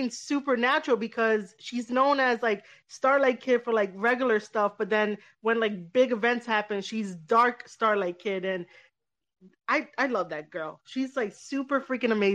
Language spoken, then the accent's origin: English; New York, United States; I grew up, I'm born and raised in New York